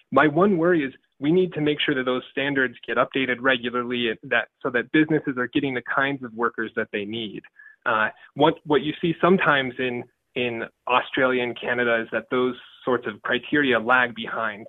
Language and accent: English; Richmond, Utah, United States; I grew up in Richmond, Utah, a town with more cows than people